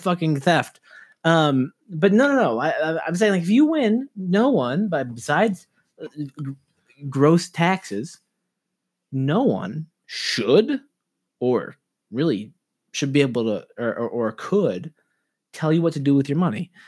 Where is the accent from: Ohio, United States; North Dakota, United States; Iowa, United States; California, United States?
California, United States; Los Angeles; I'm from Los Angeles.